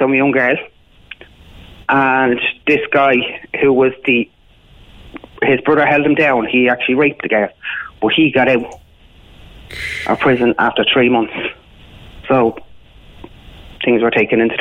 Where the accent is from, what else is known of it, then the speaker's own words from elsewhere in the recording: Dublin, Leinster, Ireland; I'm from Coolock. I was born and raised in Coolock.